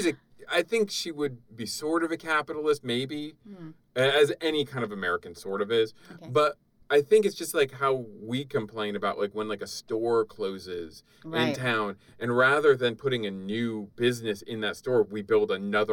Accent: Canada; now in United States; I was born in Canada

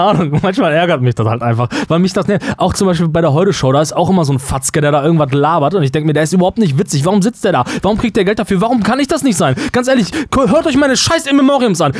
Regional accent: Germany; möchte ich mich nicht nicht als Deutscher mehr wahrnehmen

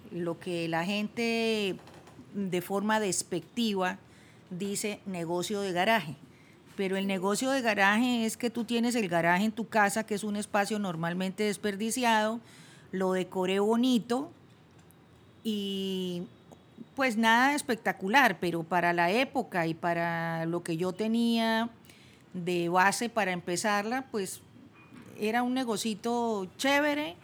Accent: Bucaramanga, Santander, Colombia; moved away; also born or lived in Bogotá; devolverme a Bucaramanga, mi ciudad natal, donde estaban mis papás

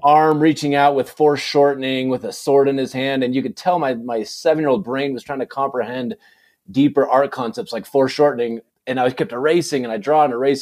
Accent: Saratoga, California, United States; moved away as an adult; also born or lived in Provo, Utah; now in Snowflake, United States; I was born and raised in, uh, in California, in the Bay Area

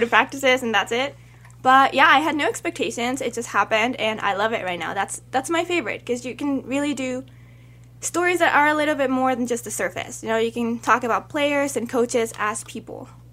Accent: Mexico City, Mexico; now in Albuquerque, United States; I was born in Mexico

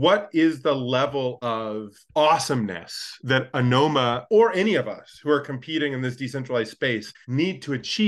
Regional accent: United States; as an American tourist who's done both

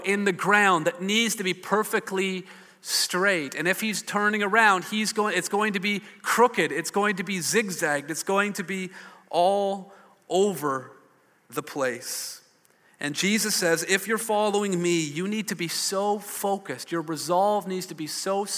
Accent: Hamilton, Ontario, Canada; I grew up in Hamilton. I saw a lot more smokestacks than silos

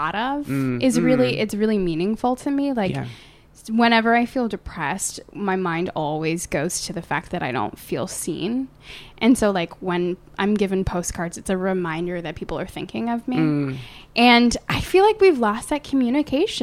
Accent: Australia; also born or lived in Canada; now in United States; I was raised in Australia but born in Canada and now live in the States

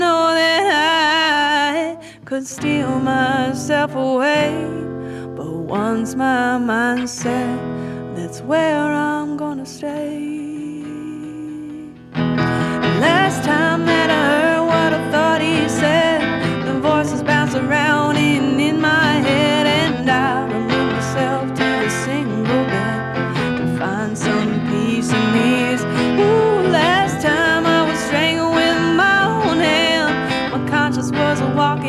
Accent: Berkeley, California, United States; I went to Berkeley High School. I'm from Berkeley, California

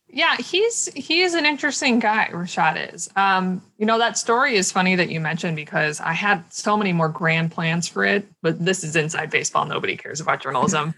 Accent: Minnesota, United States; I'm from Minnesota and obviously I live in Minneapolis

